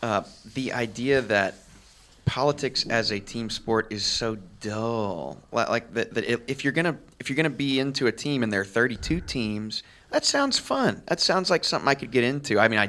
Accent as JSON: {"language": "English", "town": "Kansas City", "region": "Missouri", "country": "United States", "tie": "born or raised there", "said": "I was born in Kansas City."}